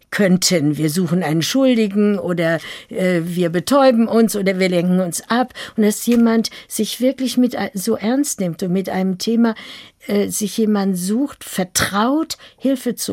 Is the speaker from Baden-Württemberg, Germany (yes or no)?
no; Lüdenscheid, North Rhine-Westphalia, Germany; Und dann ist plötzlich da, wo ich geboren bin, im Sauerland in Lüdenscheid, die deutsch-amerikanische Front.